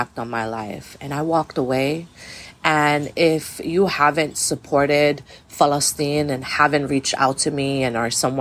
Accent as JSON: {"language": "English", "town": "New York City", "region": "New York", "country": "United States", "tie": "born or raised there", "said": "I was born and raised in Brooklyn, New York"}